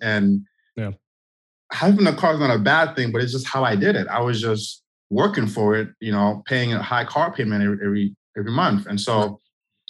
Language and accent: English; Haiti; now in Orlando, United States; I grew up, I'm from the Caribbean, I'm from Haiti